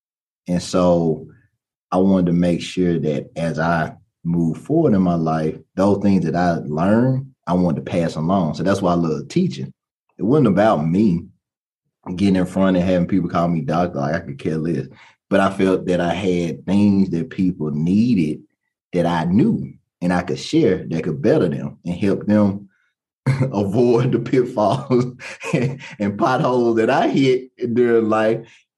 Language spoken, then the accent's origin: English; Baton Rouge, Louisiana, United States; born there; also born or lived in New Orleans / Lafayette; I was born in Baton Rouge, Louisiana. So I used to have my accent. I don't have it anymore.